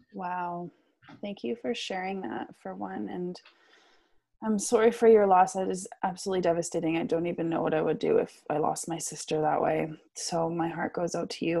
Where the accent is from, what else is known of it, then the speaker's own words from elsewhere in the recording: Vancouver, British Columbia, Canada; I'm from Vancouver, BC